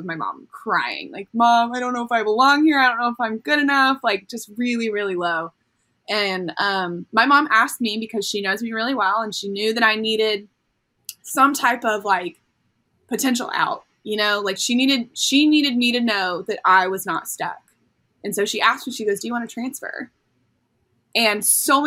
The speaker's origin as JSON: {"language": "English", "area": "Orange County", "region": "Southern California", "country": "United States", "tie": "born or raised there", "also_born_or_lived": "Florida", "moved": "as an adult", "said": "we grew up in Southern California, so we're living in our little like bubble in SoCal, Orange County"}